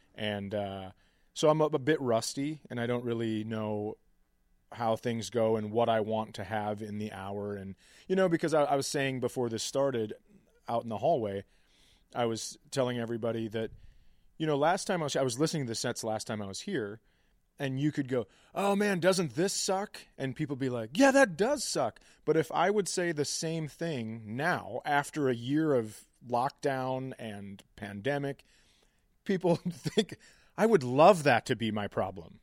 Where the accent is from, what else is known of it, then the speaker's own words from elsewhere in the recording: Minnesota, United States; just being a Minnesotan, lifelong Minnesotan